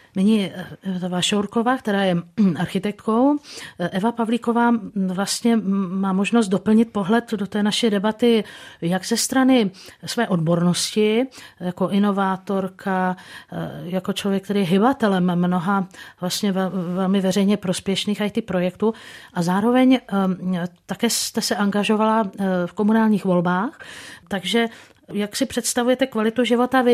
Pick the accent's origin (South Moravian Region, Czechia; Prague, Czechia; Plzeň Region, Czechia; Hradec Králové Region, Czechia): Hradec Králové Region, Czechia; můj rodný kraj